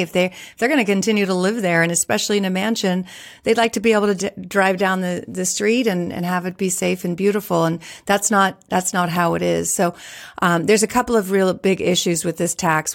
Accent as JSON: {"language": "English", "region": "California", "country": "United States", "tie": "born or raised there", "said": "I was born and raised in California"}